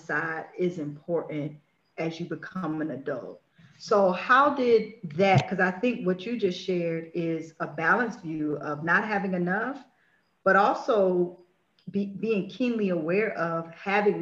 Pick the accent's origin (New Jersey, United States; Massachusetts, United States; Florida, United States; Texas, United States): Florida, United States; moved away; also born or lived in Washington, D.C.; Born and raised in Florida, Miami, West Palm Beach.